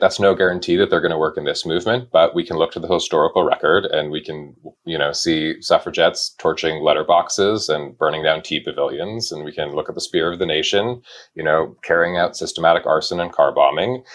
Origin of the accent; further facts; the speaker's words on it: Wyoming, United States; I grew up in Wyoming